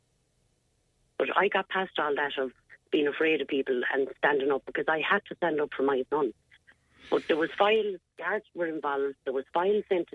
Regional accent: Clonmel, Munster, Ireland; moved away as an adult; also born or lived in England / London; me, myself, obviously being from Clonmel.

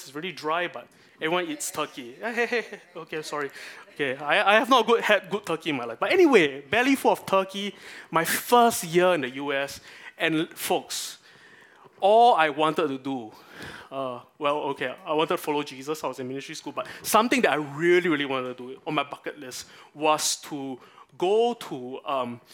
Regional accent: Singapore; part of my national identity as a Singaporean

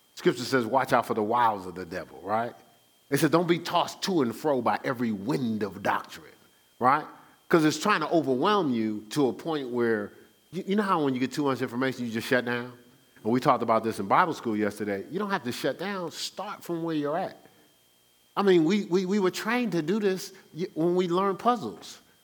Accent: Newark, New Jersey, United States; I'm born and raised in Newark, New Jersey

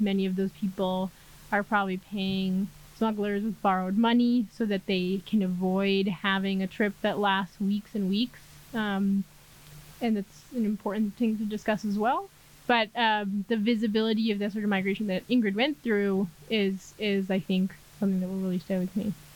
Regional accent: New York, United States; moved away as an adult; now in Mexico City, Mexico; I'm originally from New York, but now based in Mexico City

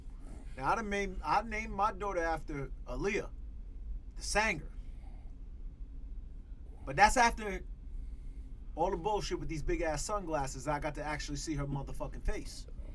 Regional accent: Jamaica; I'm also Jamaican, so you put mango or coconut in anything, you fucking...

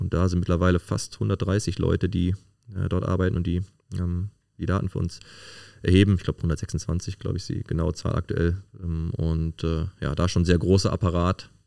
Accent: Cologne, North Rhine-Westphalia, Germany; bin äh, gebürtig aus Köln-Porz und äh, wohne da jetzt auch wieder

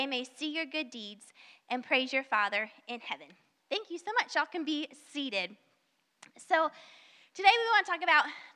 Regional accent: the South, United States; accent: southern; I have probably somewhat of a southern accent. I can't really hear my southern accent, but I know I have it

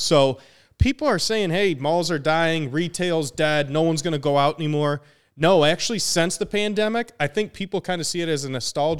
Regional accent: Bloomington, Minnesota, United States; No, it's in Bloomington, Minnesota, and I lived in Bloomington, Minnesota till

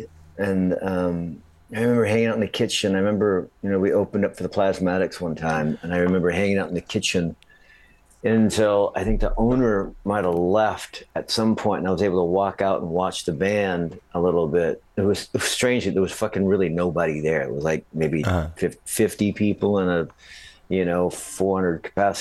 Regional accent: Minnesota, United States; also born or lived in Florida; we moved from Florida to Minnesota

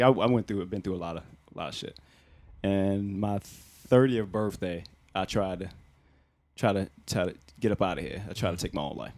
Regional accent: Newport News, Virginia, United States; I'm from Newport News, man, Virginia

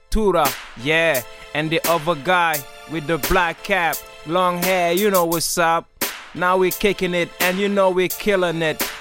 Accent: Gambia; also born or lived in Senegal; now in Norway; I was born in Gambia and I grew up between Senegal and Gambia.

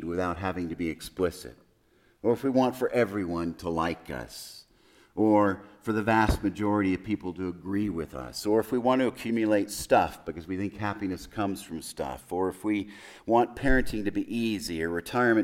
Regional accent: El Paso, Texas, United States; I was born in El Paso

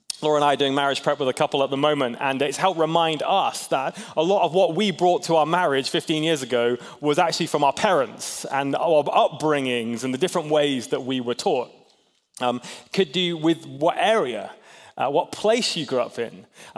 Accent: Hong Kong; now in United States; I grew up in Hong Kong mostly.

